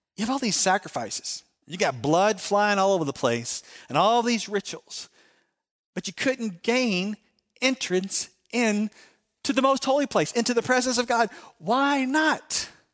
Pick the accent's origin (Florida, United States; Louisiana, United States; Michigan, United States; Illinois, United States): Illinois, United States; Chicago; I'm from Chicago.